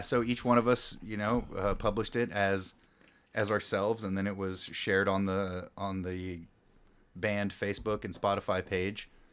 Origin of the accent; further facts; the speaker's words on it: Louisburg, Kansas, United States; also born or lived in Grandview / Overland Park / Olathe; now in Lawrence, United States; I grew up in Lewisburg